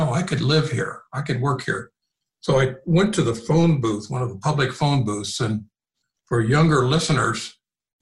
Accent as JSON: {"language": "English", "region": "Illinois", "country": "United States", "tie": "born or raised there", "said": "I grew up in the Midwest in a little industrial town in Illinois on the bank of the Mississippi River, really close to St. Louis, Missouri."}